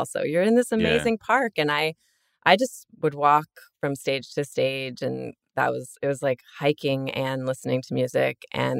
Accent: East Coast, United States; also born or lived in Virginia / Connecticut / Maryland / New York City; but I'm from the East Coast. I grew up in Virginia, Connecticut, and Maryland mostly.

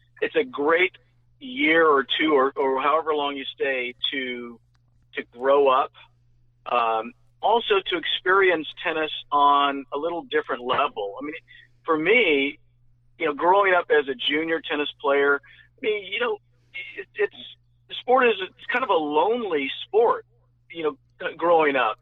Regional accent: Northern California, United States; Growing up in Northern Cal

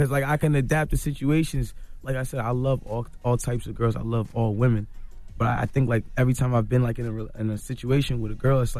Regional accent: Toronto, Ontario, Canada; I'm from Toronto.

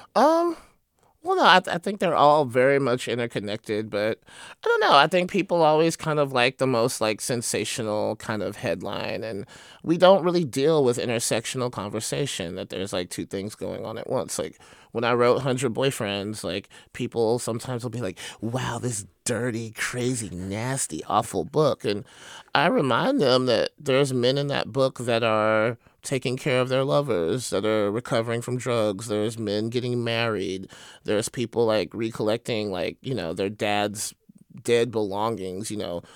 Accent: Triana, Alabama, United States; also born or lived in Athens, Alabama; now in Oakland, United States; I was born in Athens, right, but I grew up in Triana

